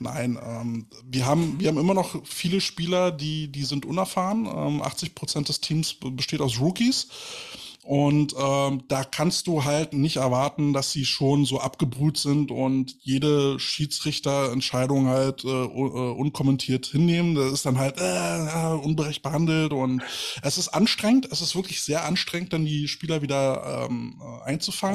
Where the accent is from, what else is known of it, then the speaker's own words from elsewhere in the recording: Berlin, Germany; als Berliner